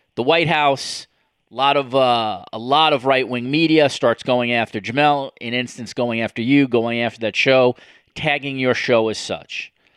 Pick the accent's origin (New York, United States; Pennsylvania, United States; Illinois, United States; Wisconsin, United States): New York, United States; growing up in New York